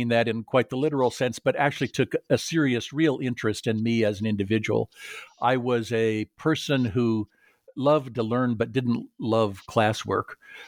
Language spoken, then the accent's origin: English; California, United States; I grew up in Southern California and was the son of an engineer.